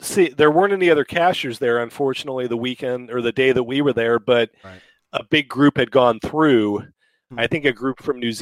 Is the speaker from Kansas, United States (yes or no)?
yes; Kansas, United States; I'm from Kansas